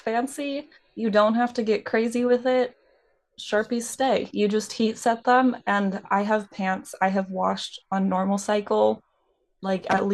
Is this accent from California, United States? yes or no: yes; Redding, California, United States; now in Southern California, United States; I grew up in a very small town that had a lot of Western influence